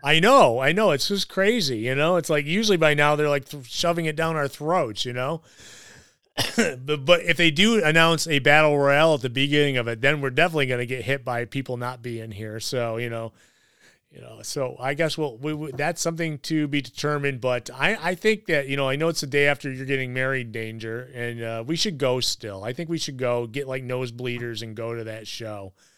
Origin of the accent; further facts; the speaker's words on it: Rochester, New York, United States; we're all from the Rochester area or parts unknown Rochester